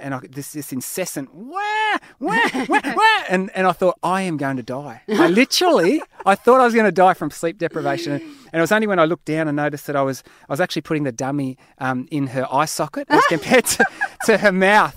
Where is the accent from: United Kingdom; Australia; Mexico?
Australia; I'm an Aussie